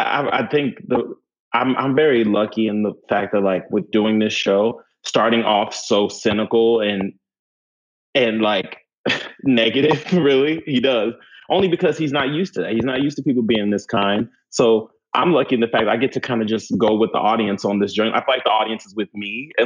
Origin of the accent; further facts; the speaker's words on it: New York, United States; I can say being a New Yorker coming here